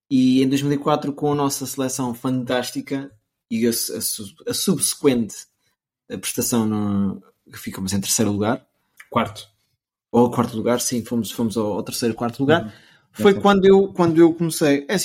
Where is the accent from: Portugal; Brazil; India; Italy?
Portugal; eu sou português, de nascença